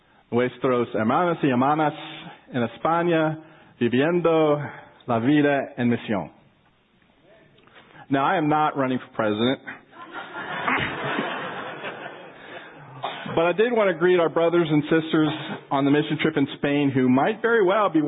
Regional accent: Maryland, United States; moved away as an adult; also born or lived in Texas / Riga, Latvia; now in Round Rock, United States; I grew up on the East Coast. I'm a native Marylander, lived my life up to 1992 on the East Coast

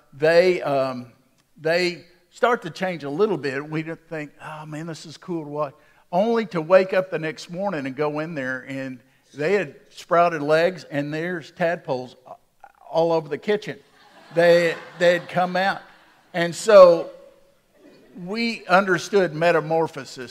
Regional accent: Waco, Texas, United States; When I was a boy growing up in Waco

